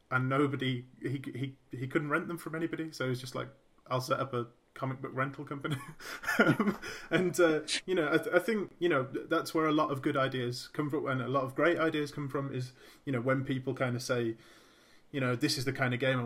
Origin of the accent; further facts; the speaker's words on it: Birmingham, West Midlands, United Kingdom; I'm from Birmingham